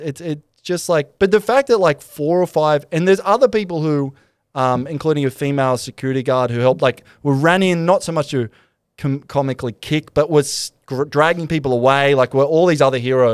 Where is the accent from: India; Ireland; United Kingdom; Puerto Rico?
United Kingdom; Glasgow, Scotland; but I grew up in Glasgow. It seemed natural to me that a wee forearm smash would sort it out.